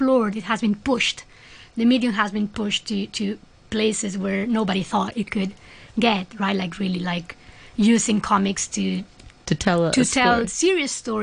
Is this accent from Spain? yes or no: yes; Spain; moved away; I'm from Spain, so all my family is in Spain